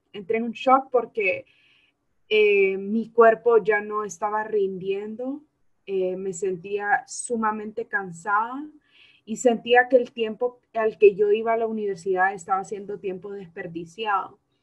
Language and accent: Spanish; Honduras; la educación que se nos está brindando aquí como jóvenes hondureños es muy mala